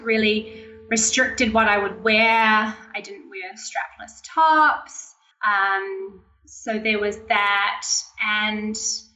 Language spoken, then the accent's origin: English; Auckland, New Zealand; I'm from New Zealand, Auckland, New Zealand